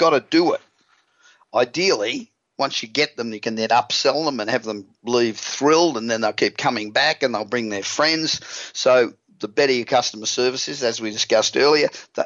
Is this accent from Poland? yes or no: no; Australia; accent: Aussie; moved away as an adult; now in Los Angeles, United States; I'm from Australia, as you probably realised. I've been in Los Angeles now for 28 years, and I still sound like an Aussie